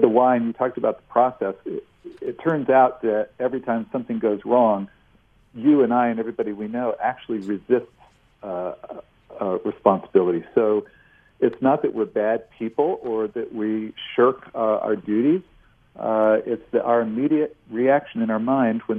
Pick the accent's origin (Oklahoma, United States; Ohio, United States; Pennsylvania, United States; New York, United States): Ohio, United States; near Cleveland; I grew up near Cleveland